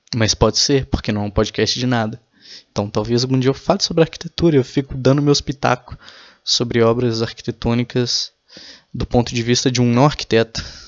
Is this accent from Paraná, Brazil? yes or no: no; Minas Gerais, Brazil; Eu tenho orgulho de falar que eu sou mineiro